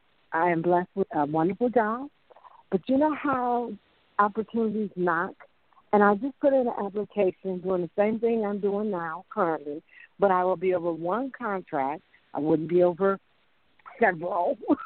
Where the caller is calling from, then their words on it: Tennessee, United States; I'm calling from Tennessee.